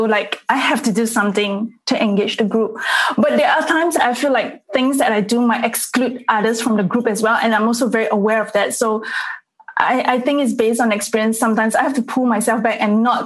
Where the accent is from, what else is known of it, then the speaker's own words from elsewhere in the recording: Singapore; I'm actually from Singapore